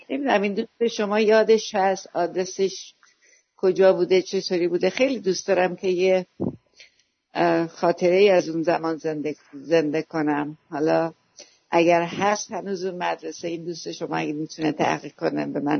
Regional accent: Iran; born there; بله من بچه توی قصر دشت به دنیا آمدم تا که اول یا دوم ابتدایی هم اونجا بودم

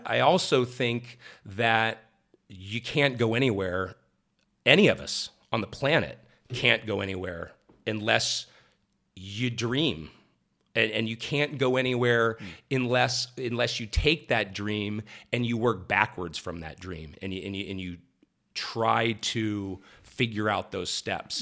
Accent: Columbus, Ohio, United States; moved away; also born or lived in Akron, Ohio / Southern California; I was born in Akron, Ohio, mm-hmm. raised mm-hmm. right around Columbus

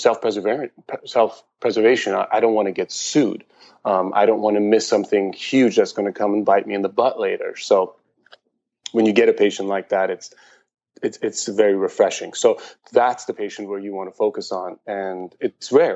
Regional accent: Iran; also born or lived in Germany / San Diego, United States; now in Portland, United States; I was born in Iran, and I lived in Germany for a while

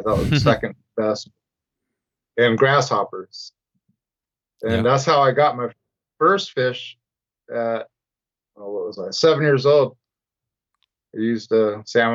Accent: Portland, Oregon, United States; I grew up in Portland, so I was born and raised in Portland, Oregon

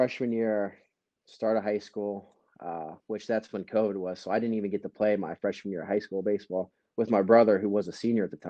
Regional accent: Cambridge, Ohio, United States; my hometown

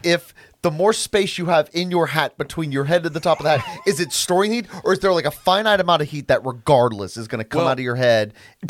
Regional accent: North Carolina, United States; I'm from North Carolina.

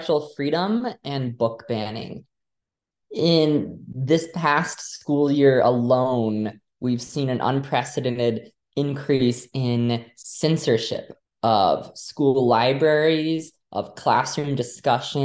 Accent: Texas, United States; moved away as an adult; also born or lived in Louisiana; now in Massachusetts, United States; I grew up in Louisiana, then moved to Texas a couple years later.

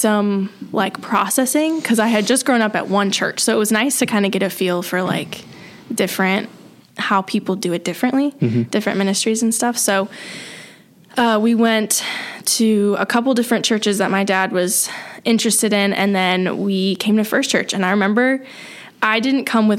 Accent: Leo, Indiana, United States; also born or lived in Columbia City, Indiana; I grew up in Leo, which is north of Fort Wayne. And that's where I was born

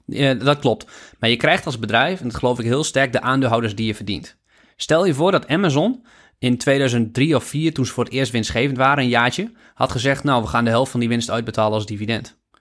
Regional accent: Netherlands; als Nederlander

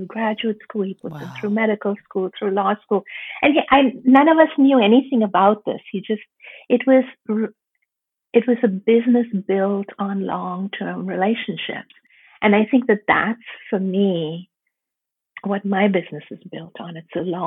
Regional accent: India; I was born and raised in India

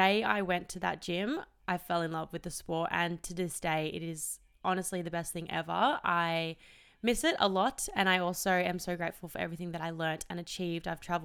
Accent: Melbourne, Victoria, Australia; also born or lived in Perth; I was born in Perth and my parents divorced when I was 3. So mum and dad split up and mum and I moved to Melbourne

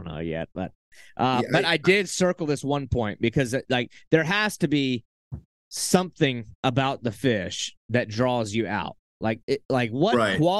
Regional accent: Santee Cooper system, South Carolina, United States; I grew up around the Santee Cooper system

